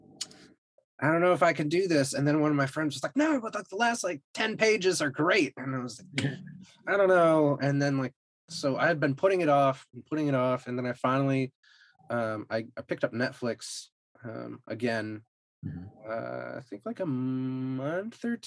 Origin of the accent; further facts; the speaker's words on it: New England, United States; now in Texas, United States; I grew up in New England and I live in Texas now.